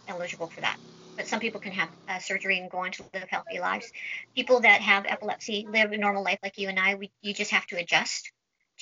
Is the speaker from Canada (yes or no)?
yes; Vancouver, British Columbia, Canada; I'm from Vancouver, British Columbia, Canada.